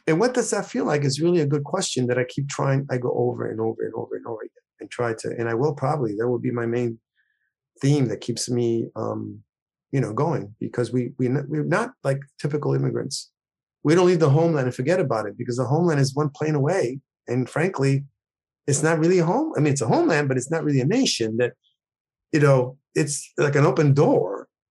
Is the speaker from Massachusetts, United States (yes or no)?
no; New York, United States; also born or lived in Puerto Rico; I was born there. I, you know, like, five and a half years old, something my mother took me to New York. I grew up in New York